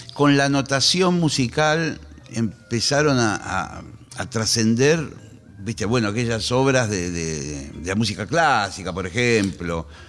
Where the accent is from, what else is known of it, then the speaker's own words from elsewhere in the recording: Monte Grande, Buenos Aires Province, Argentina; Yo soy de Montegrande, de una localidad treinta y pico kilómetros